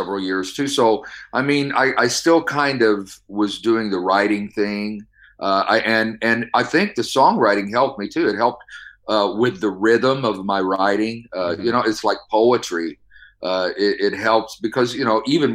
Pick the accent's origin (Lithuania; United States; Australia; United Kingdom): United States; Midwest; moved away as an adult; now in California, United States; I'm originally from the Midwest, and I moved to out here to California about 15 years ago with my wife